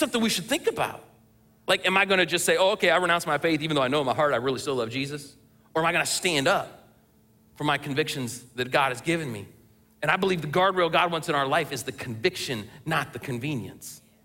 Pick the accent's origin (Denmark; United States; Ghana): United States; we as American Christians